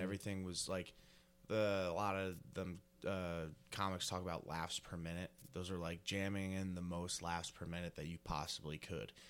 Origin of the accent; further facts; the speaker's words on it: rural New Jersey, United States; Rural New Jersey really didn't live around the city at all.